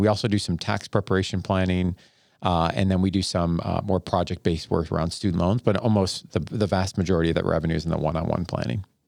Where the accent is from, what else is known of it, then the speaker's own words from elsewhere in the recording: Buffalo, New York, United States; moved away as an adult; also born or lived in Ada, Ohio / Columbus, Ohio / Northeast Ohio; I grew up in Buffalo, New York